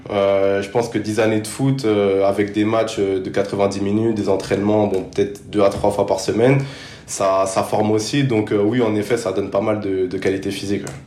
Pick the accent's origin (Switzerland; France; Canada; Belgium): France; Paris, Île-de-France; also born or lived in Sarcelles; je suis né à Paris et j'ai toujours vécu en, banlieue parisienne